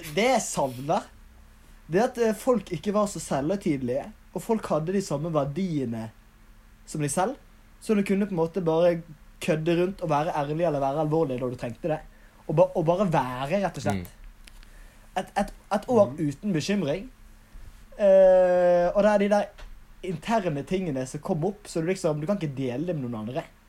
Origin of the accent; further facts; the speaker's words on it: Bergen, Vestland, Norway; also born or lived in Oslo; hjemme i Bergen, gjør skole, trener